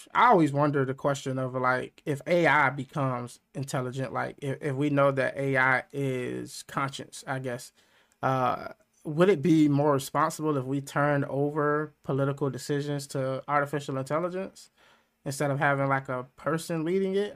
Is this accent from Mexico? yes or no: no; United States; being American